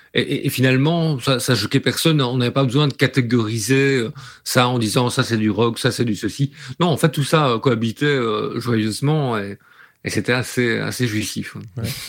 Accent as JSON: {"language": "French", "town": "Liège", "region": "Wallonia", "country": "Belgium", "tie": "born or raised there", "said": "je suis originaire de Liège"}